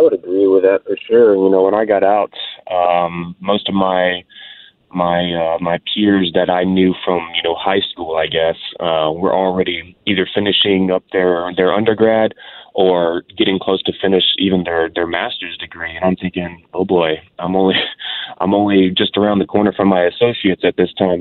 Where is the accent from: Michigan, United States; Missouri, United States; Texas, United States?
Texas, United States; Houston; I'm a Houston, Texas born born and raised uh, out here in Texas